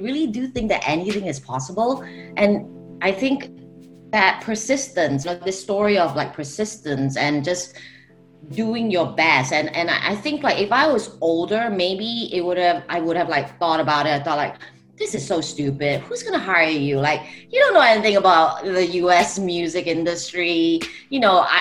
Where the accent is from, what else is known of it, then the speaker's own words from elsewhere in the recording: Singapore; moved away; I am originally from Singapore